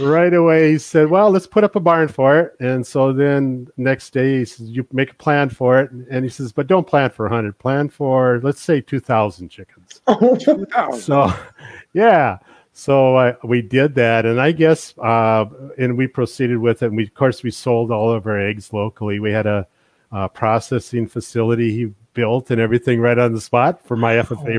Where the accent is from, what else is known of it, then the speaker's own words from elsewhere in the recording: Bottineau, North Dakota, United States; I'm originally from the Botno area. I grew up on a farm. It was about a 5,000 acre farm just east of Botno